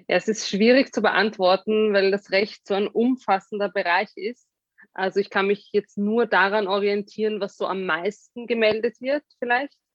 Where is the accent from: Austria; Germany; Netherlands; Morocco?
Austria; die haben irgendwie gemeint, was bei uns in Österreich und das war überhaupt nicht im öffentlichen Diskurs.